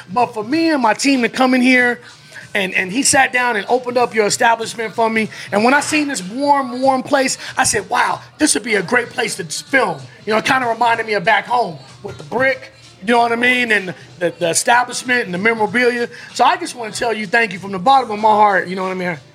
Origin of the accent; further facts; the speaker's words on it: Chicago, Illinois, United States; now in Las Vegas, United States; my hometown team